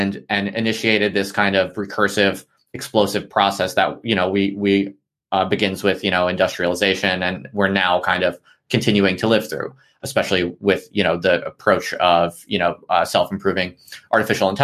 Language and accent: English; United States; moved away as an adult; now in United Kingdom; I'm an American